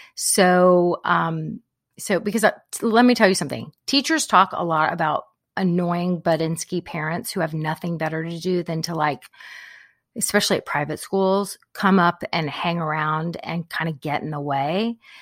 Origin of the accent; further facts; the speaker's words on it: Corpus Christi, Texas, United States; I grew up in Corpus Christi, so big Hispanic population there